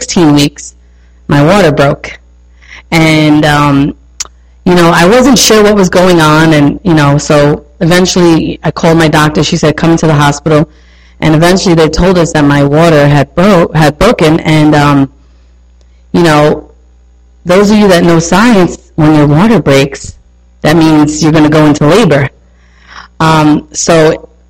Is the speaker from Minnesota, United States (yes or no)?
no; New York, United States; accent: New York; I'm a New Yorker, so if you don't understand something, my accent is heavy